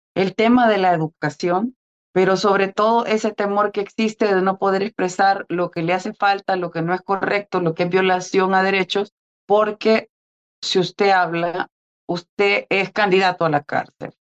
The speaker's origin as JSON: {"language": "Spanish", "country": "El Salvador", "said": "como salvadoreño"}